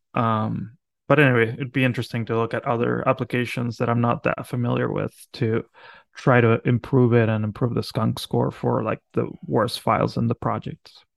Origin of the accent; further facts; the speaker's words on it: Argentina; now in Philadelphia, United States; I'm from Argentina